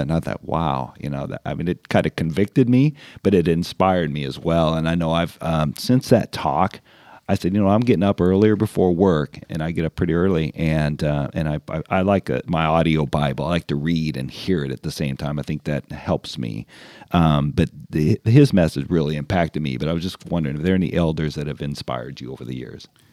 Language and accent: English; California, United States; I'm born and raised in California